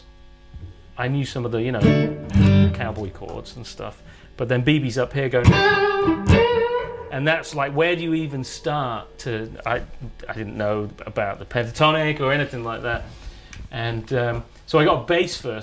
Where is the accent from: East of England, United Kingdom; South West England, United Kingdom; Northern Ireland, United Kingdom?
South West England, United Kingdom; Fairford; born or raised there; also born or lived in Manchester / Northern California